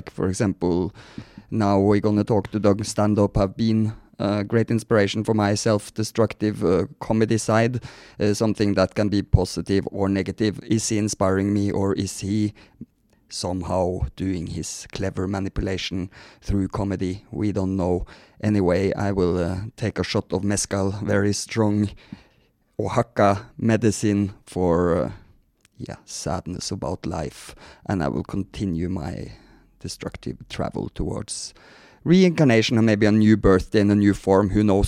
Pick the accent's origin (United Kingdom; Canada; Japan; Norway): Norway; Leona maybe is a … fan, but she's from Sweden. I'm Norwegian.